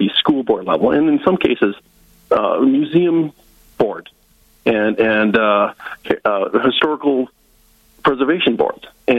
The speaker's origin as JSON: {"language": "English", "region": "Northwest Iowa", "country": "United States", "tie": "born or raised there", "also_born_or_lived": "South Dakota", "moved": "as an adult", "lives_now": "North Dakota, United States", "said": "I'm from Northwest Iowa originally. I was born and raised Northwest Iowa Dutch, very conservative. Last time I checked the voter registration in Lyon County, Iowa, my home county"}